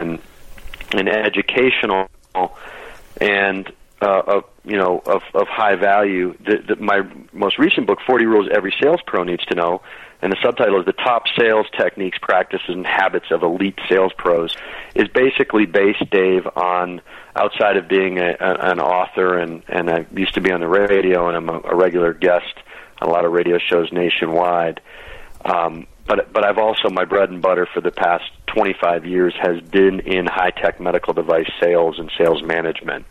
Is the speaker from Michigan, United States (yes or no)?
yes; Michigan, United States; now in Denver, United States; I grew up in Michigan